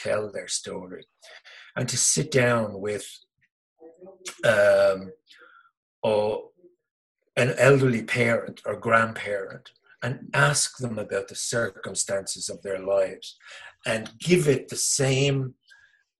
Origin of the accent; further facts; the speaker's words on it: Dublin, Leinster, Ireland; I come into the world in Dublin